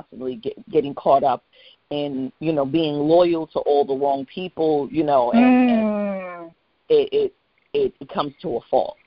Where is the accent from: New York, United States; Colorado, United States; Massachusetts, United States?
New York, United States; New York City; I was raised in Gun Hill Projects in the Bronx, you know, New York City housing